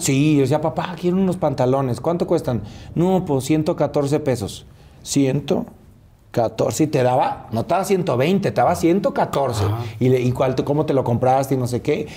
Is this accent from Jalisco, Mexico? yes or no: yes; Tepatitlán, Jalisco, Mexico; moved away as an adult; now in Mexico City, Mexico; Los tacos al pastor de mi tierra, que yo soy de Tepatitlán, Jalisco